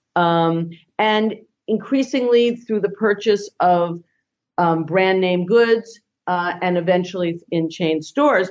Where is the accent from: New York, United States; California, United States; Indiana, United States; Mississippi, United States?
New York, United States; New York area, United States; moved away; I grew up in the New York area